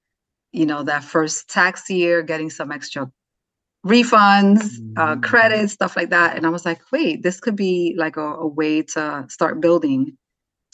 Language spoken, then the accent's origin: English; New York City, New York, United States; now in North Jersey, United States; I'm from the Bronx, New York, raised New York City girl